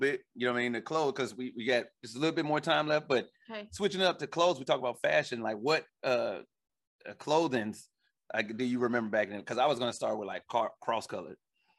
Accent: Illinois, United States; I grew up in Illinois

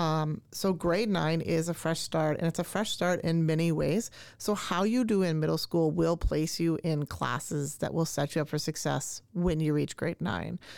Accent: Canada; now in Minnesota, United States; I grew up in Canada, uh, and so I say grade nine, and I do not say ninth grade

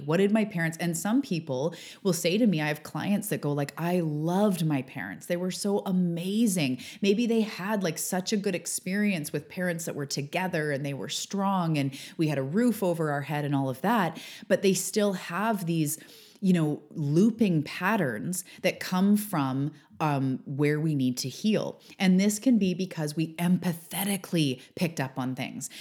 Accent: Canada; outing myself as Canadian

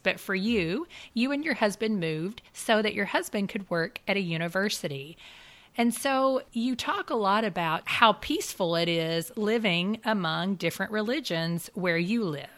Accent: United States; as an American Christian myself

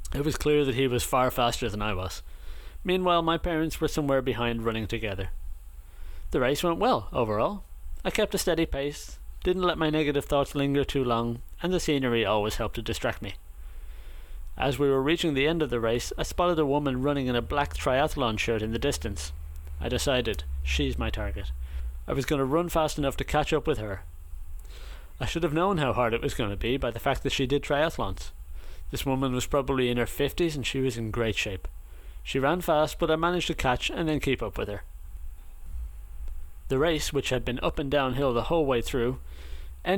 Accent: Ireland; moved away as an adult; growing up in Ireland

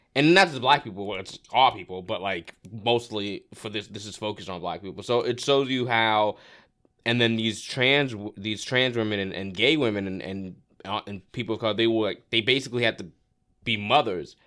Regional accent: Florida, United States; also born or lived in Brooklyn, New York; I was born in Brooklyn, but I grew up in Florida.

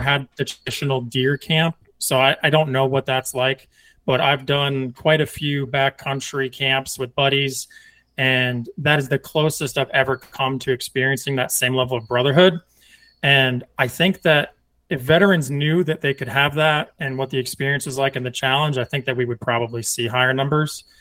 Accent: Northeast, United States; now in Texas, United States; I'm from the Northeast

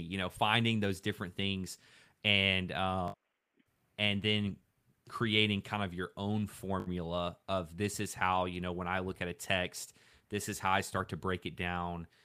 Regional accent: Louisiana, United States; I grew up in Louisiana

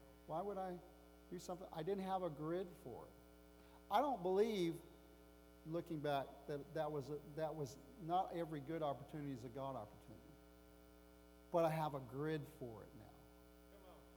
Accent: United States; as an American

